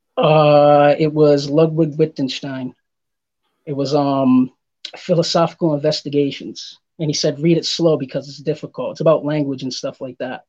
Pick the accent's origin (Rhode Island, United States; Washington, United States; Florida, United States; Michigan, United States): Rhode Island, United States; Providence; moved away; also born or lived in Massachusetts; originally I'm from uh, Providence, Rhode Island. I've lived in Massachusetts too.